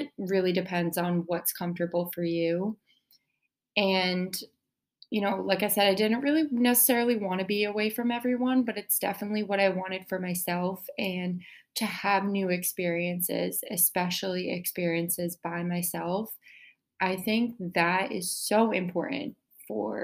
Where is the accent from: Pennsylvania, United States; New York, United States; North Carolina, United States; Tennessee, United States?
New York, United States; moved away as an adult; now in Miami, United States; I am originally from New York and I just came down here for two different jobs